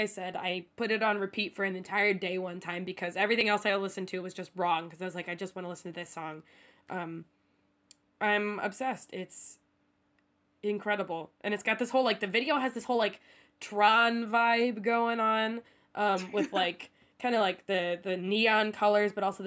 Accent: United States; moved away as an adult; now in Seoul, South Korea; I'm recording from America today

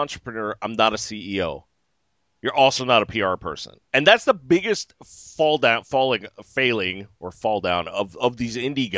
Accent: California, United States; I'm from California

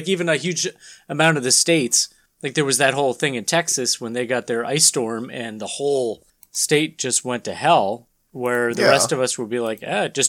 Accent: Canada; is it us just being Canadian that we have a different perspective?

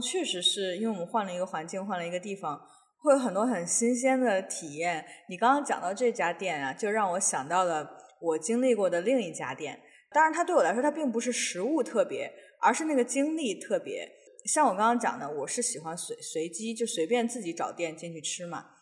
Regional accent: northern China, China; now in Seattle, United States; 我们，就是北方人吃的那种豆腐脑

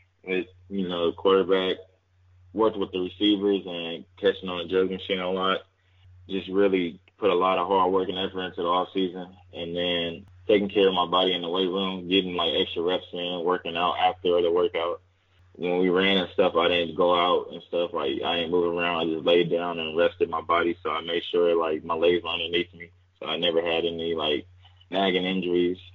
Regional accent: Fresno, California, United States; moved away as an adult; I'm a kid from Fresno

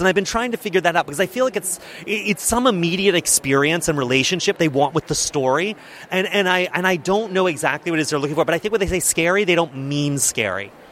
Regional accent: Charleston, South Carolina, United States; I grew up in Charleston, South Carolina, in this little suburb called Mount Pleasant

